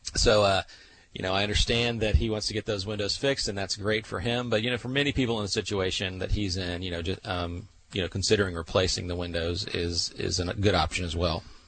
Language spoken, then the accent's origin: English; Central Florida, United States; I'm from the Central Florida area